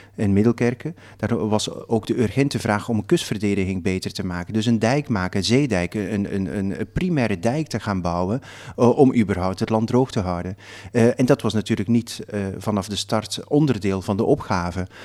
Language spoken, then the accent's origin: Dutch; Flanders, Belgium; Ik kom uit Vlaanderen